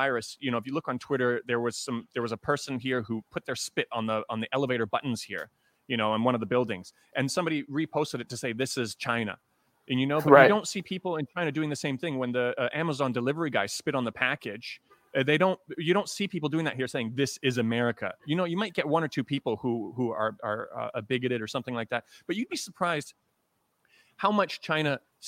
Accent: Toronto, Ontario, Canada; I'm from Toronto

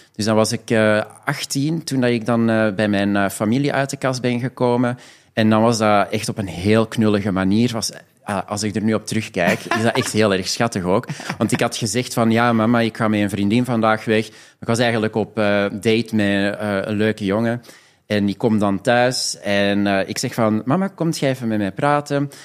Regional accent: Belgium; moved away as an adult; now in Amsterdam, Netherlands; Ik eh. ben eigenlijk 100% Belgisch. Ik heb daar 27 jaar gewoond en gewerkt.

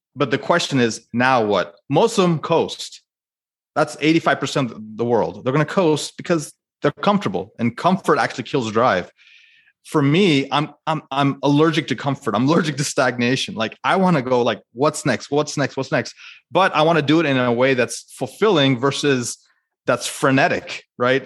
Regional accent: United States; as an Indian American

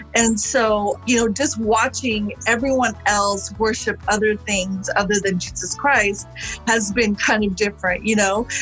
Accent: Sri Lanka; now in United States; I was born in Sri Lanka, and um, it is a predominantly Buddhist nation

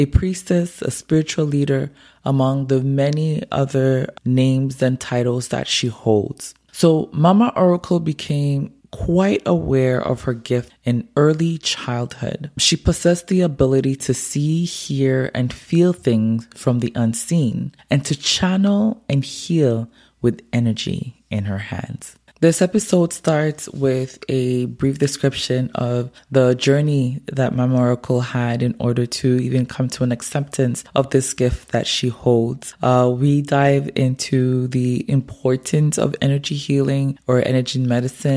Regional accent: Montreal, Quebec, Canada; moved away as an adult; now in Gatineau, Canada; I'm originally from Montreal. I grew up in Montreal, but I left there like almost 10 years now. And living in Gatineau.

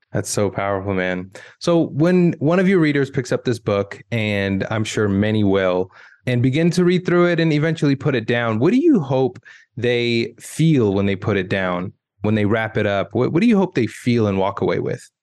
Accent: United States; I grew up in America

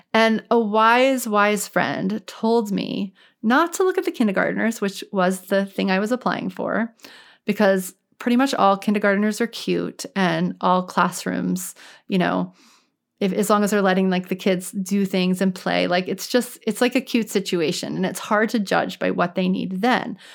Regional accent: New Orleans, Louisiana, United States; now in Boston, United States; I'm actually from New Orleans.

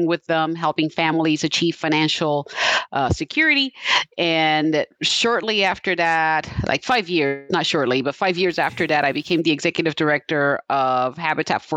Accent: Puerto Rico; also born or lived in New York / Bayamón / Guaynabo; now in Topeka, United States; I was born in New York, raised in Puerto Rico. I ended up in Kansas back in the year 2000.

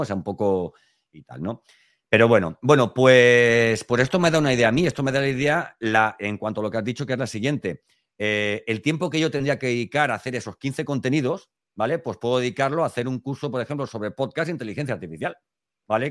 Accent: Elche, Valencian Community, Spain; yo soy de Elche, de Alicante

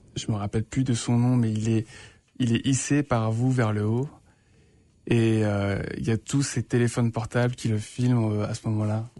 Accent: France; moved away as an adult; now in Winnipeg, Canada; je suis français

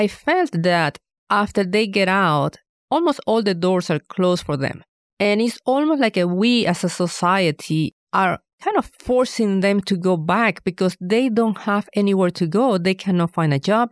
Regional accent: Venezuela; moved away as an adult; now in Fayetteville, United States; I am originally from Venezuela

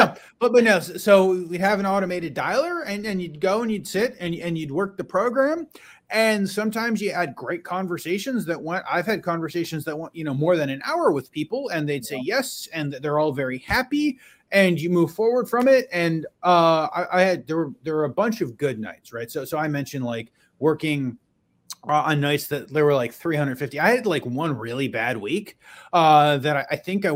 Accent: Western New York outside of Buffalo, United States; I grew up in Western New York outside of Buffalo.

